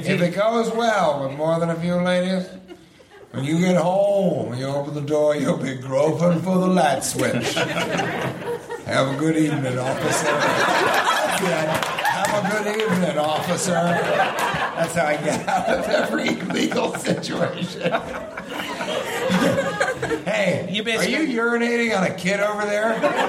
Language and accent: English; Santa Cruz, California, United States; I'm not from San Diego. I'm from Santa Cruz, motherfucker.